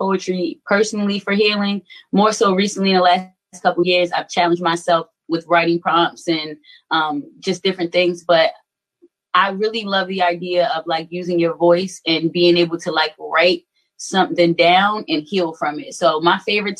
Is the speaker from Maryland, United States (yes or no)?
yes; Baltimore, Maryland, United States; also born or lived in St. Paul, Minnesota; originally I'm from St. Paul, Minnesota, but I did grow up in Baltimore. I moved to Baltimore when I was about 7 years old and grew up West Side Park Heights.